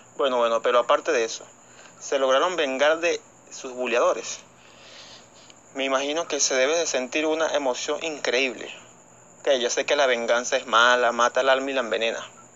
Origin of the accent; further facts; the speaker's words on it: Venezuela; aquí en Venezuela